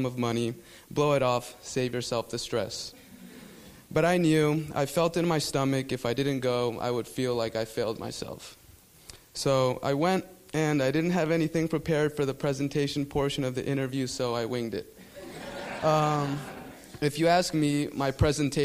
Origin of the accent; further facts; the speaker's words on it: South Florida, United States; first language Spanish; English is a second language; I grew up in South Florida as the only child to Guatemalan immigrants